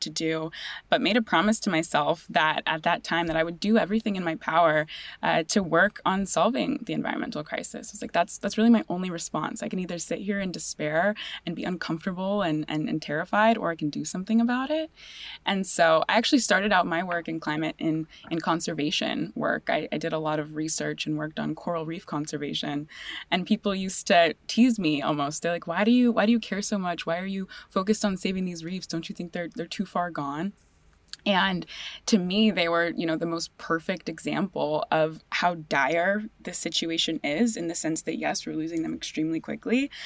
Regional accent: California, United States; I grew up in California in the mountains and in the ocean

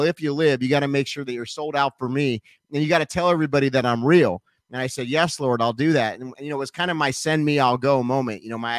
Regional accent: Nashville, Tennessee, United States; even though we're from Nashville, both of us.

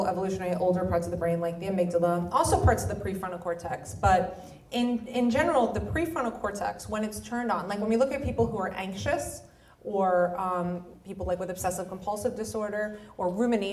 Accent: New York, United States; also born or lived in United Kingdom; I'm a New Yorker. Like, I come from the Northeast

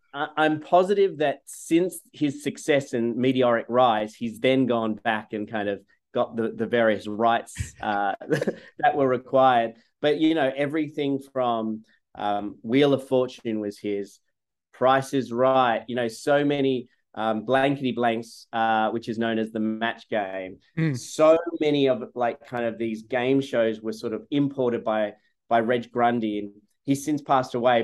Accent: Sydney, New South Wales, Australia; moved away as an adult; also born or lived in Gainesville, Florida; now in United States; I grew up in Sydney, Australia, in the suburbs

